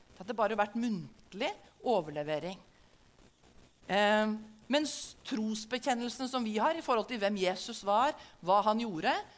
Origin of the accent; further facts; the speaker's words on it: Norway; Som en nordmann som lever i Norge i 2022